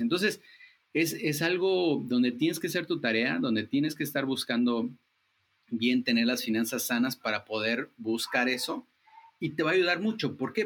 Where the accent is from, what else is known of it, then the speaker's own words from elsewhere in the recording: Chiapas, Mexico; somos chiapanecos ayudando a chiapanecos